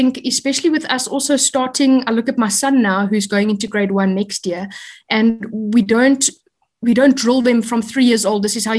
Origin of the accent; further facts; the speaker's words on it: Eastern Cape, South Africa; moved away as an adult; also born or lived in South Korea / Hong Kong / United Arab Emirates; I'm born and bred in the Eastern Cape, and I went to Kingswood College, matriculated there in 2003, and then I went on to study a Bachelor of Education.